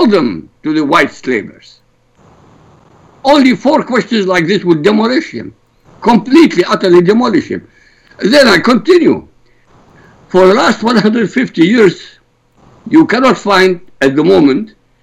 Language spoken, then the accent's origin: English; Iraq; now in United States; I come from Iraq